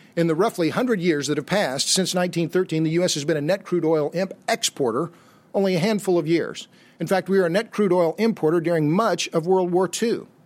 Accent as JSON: {"language": "English", "town": "Tulsa", "region": "Oklahoma", "country": "United States", "tie": "born or raised there", "moved": "yes", "lives_now": "Austin, United States", "said": "I was born and raised in Tulsa, Oklahoma"}